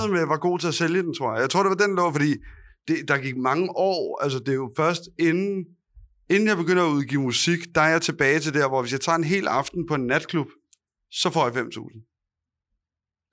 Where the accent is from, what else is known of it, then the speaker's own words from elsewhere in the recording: Copenhagen, Capital Region of Denmark, Denmark; jeg er og opvokset på Østerbro